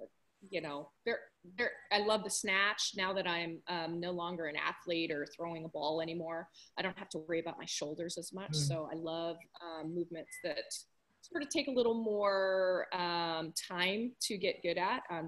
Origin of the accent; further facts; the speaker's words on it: Southern California, United States; also born or lived in Washington / Japan; I grew up in Southern California